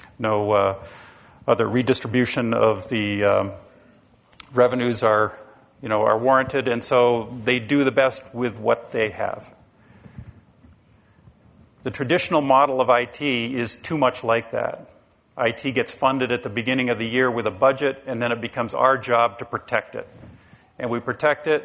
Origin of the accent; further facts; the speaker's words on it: Rhode Island, United States; And I'm from the state of Rhode Island. I live in Rhode Island